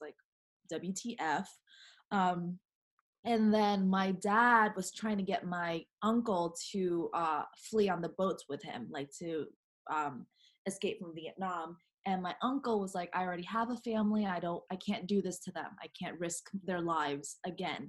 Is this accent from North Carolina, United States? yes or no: yes; North Carolina, United States; I was born and raised in North Carolina, which is in the south